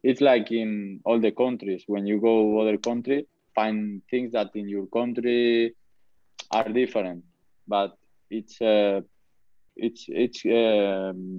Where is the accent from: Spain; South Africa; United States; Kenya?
Spain; English is a second language; moved away as an adult; now in Huddersfield, United Kingdom; I'm from Spain